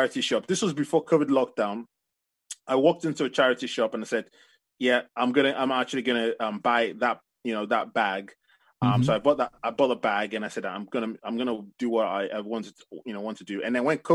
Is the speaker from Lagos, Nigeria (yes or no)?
no; Ife, Osun, Nigeria; I come from West Africa, Nigeria, and my family, I come from a place called Ife